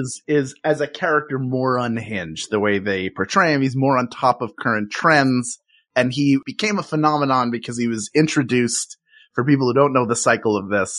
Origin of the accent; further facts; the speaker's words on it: Philadelphia, Pennsylvania, United States; I grew up in Philadelphia